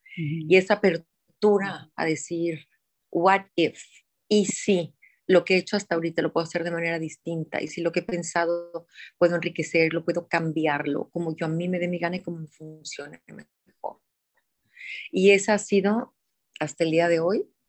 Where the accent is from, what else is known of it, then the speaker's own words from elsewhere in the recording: Guadalajara, Jalisco, Mexico; Nací en Guadalajara, Jalisco, hace 54 años